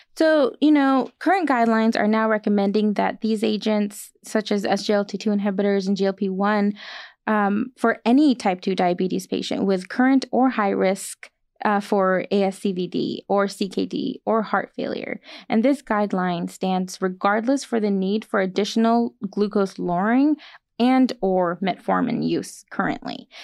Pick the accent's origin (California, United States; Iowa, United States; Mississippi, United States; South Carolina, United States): California, United States; Bakersfield; I'm from actually locally from Bakersfield, California, and my family's here